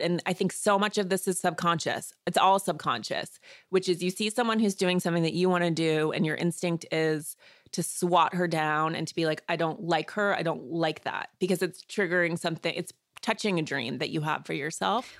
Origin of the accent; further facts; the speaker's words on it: Missoula, Montana, United States; I was born in Missoula, Montana. which is a small, sort of liberal college town in the northwest part of the state. And I grew up outside of town.